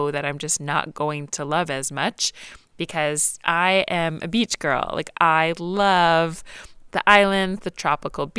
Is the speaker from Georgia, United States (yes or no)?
yes; Atlanta, Georgia, United States; moved away as an adult; also born or lived in New York City / Los Angeles; I grew up in Atlanta